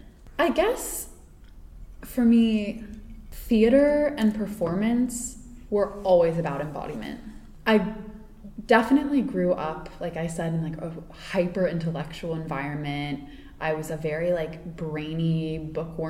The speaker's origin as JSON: {"language": "English", "region": "Virginia", "country": "United States", "also_born_or_lived": "Boston / Peru / Spain / New York", "moved": "as an adult", "lives_now": "Los Angeles, United States", "said": "I'm from Virginia."}